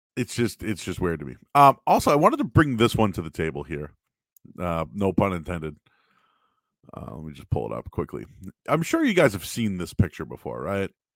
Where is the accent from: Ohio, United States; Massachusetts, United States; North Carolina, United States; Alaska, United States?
Massachusetts, United States; Boston; also born or lived in North Shore, Massachusetts; I grew up in Boston.